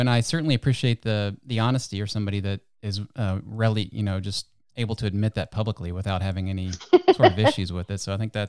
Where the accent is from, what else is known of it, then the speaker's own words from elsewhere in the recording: Chillicothe, Ohio, United States; I'm from Chillicothe.